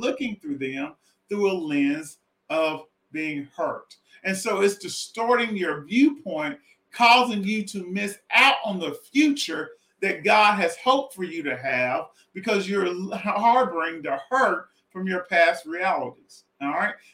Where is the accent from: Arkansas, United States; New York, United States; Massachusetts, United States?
Arkansas, United States; Southwest; I'm from Southwest Arkansas